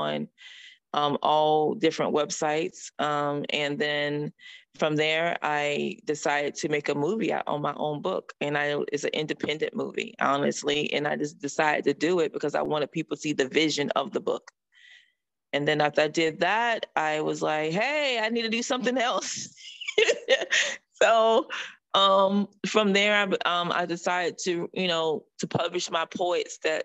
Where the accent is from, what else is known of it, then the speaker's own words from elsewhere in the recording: North Carolina, United States; moved away as an adult; also born or lived in Connecticut; now in Florida, United States; I was born in North Carolina. You know, I went to school in North Carolina. And then I left there at the age of huge early age